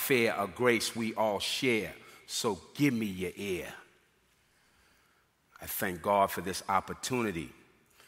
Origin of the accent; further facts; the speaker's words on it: Boston, Massachusetts, United States; moved away as an adult; coming from Boston, which I'm originally from Boston, Massachusetts